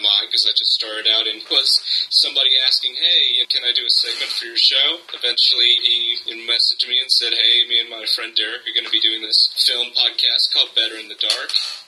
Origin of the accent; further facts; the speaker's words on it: Ireland; Because I grew up in Ireland, yeah.